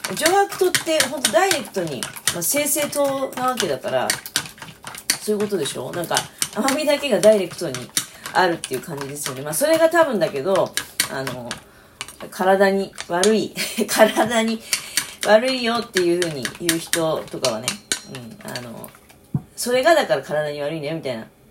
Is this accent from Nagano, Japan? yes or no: no; Niigata, Japan; born or raised there